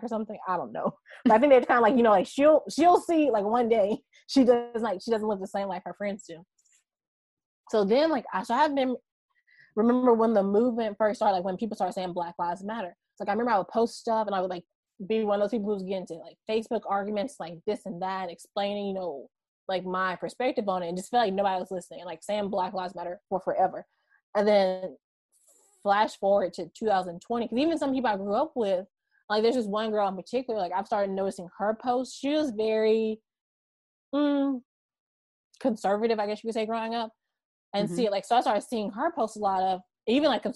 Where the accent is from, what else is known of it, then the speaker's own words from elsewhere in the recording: Baton Rouge, Louisiana, United States; where I grew up in Baton Rouge.